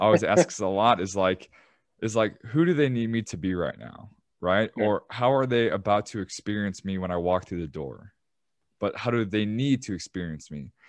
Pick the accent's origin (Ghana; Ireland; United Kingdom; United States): United States; Chicago, Illinois; I'm from Chicago and I used to be in the shoe game